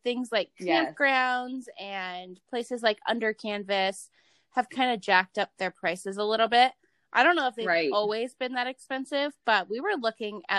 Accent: Ohio, United States; moved away; I'm originally from Ohio.

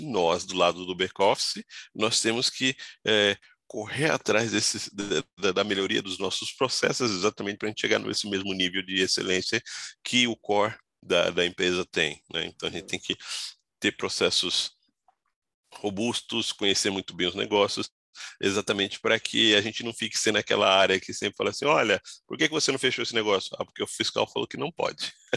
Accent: São Paulo, Brazil; also born or lived in Goiás; eu sou de Goiás, mas eu vim com a minha família para São Paulo, eu tinha um ano de idade, né? Então eu já sou radicado

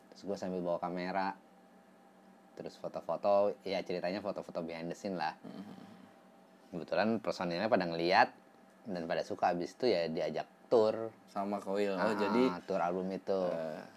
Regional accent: Bandung, West Java, Indonesia; Terus uh, karena saya kan dulu dari Bandung. Uh, seneng sama band-band Bandung.

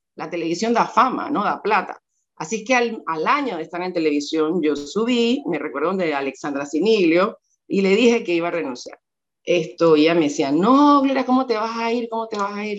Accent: Panama; algunos piensan que no soy panameña

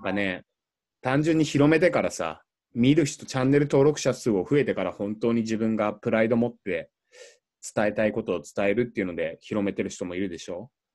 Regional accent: Shizuoka, Japan; born or raised there; moved away

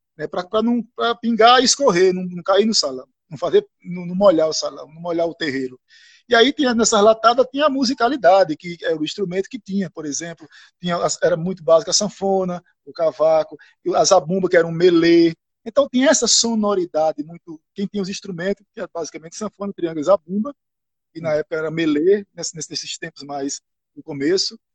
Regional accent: Itacaratu, Pernambuco, Brazil; also born or lived in Floresta; Eu nasci em Floresta, me criei em Itacaratu

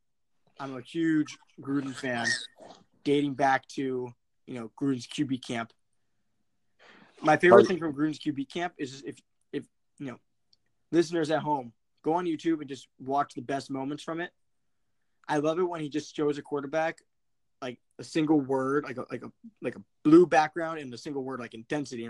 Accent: Maryland, United States; I'm from Maryland.

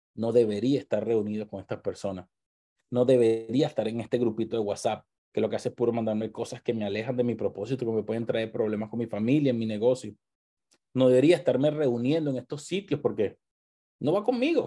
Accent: Venezuela; moved away

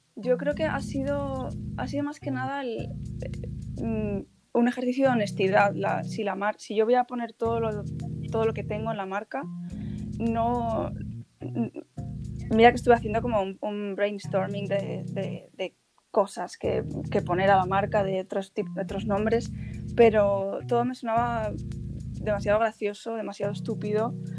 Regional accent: Asturias, Spain; moved away as an adult; also born or lived in Madrid / London; yo soy asturiana

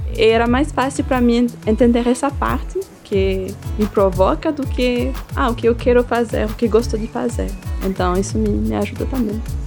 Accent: Neuchâtel, Switzerland; Portuguese is a second language; moved away as an adult; also born or lived in Eritrea; now in Brazil; Eu nasci numa cidade que se chama Neuchâtel. É uma pequena cidade que fica uma hora

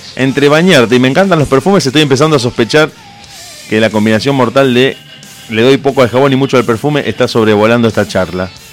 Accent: Argentina; tengo que pensarlo como argentino

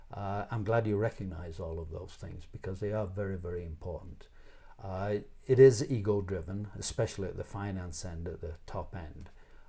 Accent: Canada; I am a Canadian. I've got to tell you that.

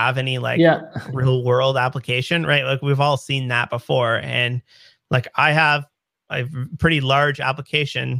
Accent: Canada; I'm Canadian

